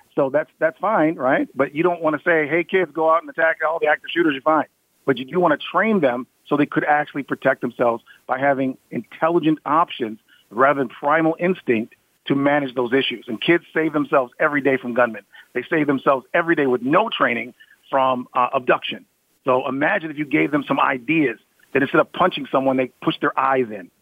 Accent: Ann Arbor, Michigan, United States; I'm from Ann Arbor, Michigan, where University of Michigan is

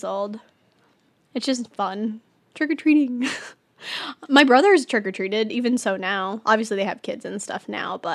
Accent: California, United States; first language English

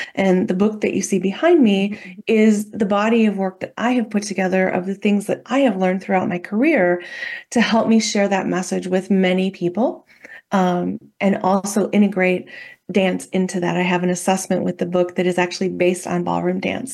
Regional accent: Midwest, United States; I grew up in the Midwest, uh, in a very, pretty small town

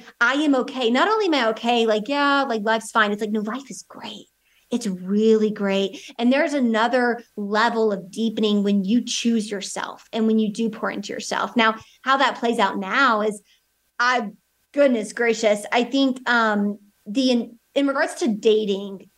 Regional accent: the South, United States; I'm from the South United States

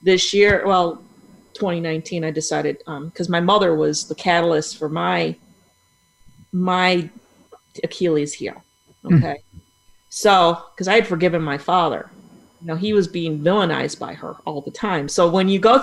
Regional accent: Buffalo, New York, United States; moved away as an adult; now in Tampa Bay, United States; I'm from Buffalo, New York. Now I'm in Tampa Bay, Florida

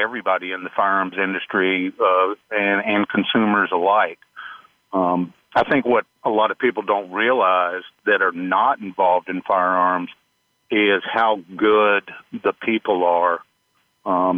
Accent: Greensboro, North Carolina, United States; I grew up in Greensboro, North Carolina, about north central of the state

